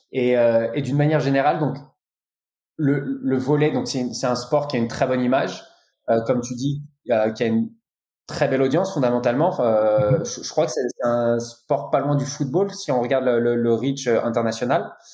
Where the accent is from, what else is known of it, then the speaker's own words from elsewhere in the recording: France; on est français